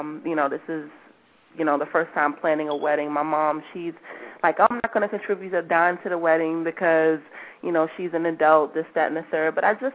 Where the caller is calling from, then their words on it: New York City, New York, United States; I'm calling from Brooklyn.